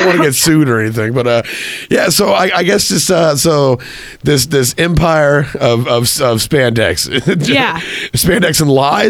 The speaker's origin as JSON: {"language": "English", "town": "Killeen", "region": "Texas", "country": "United States", "tie": "born or raised there", "said": "my hometown in Killeen, Texas."}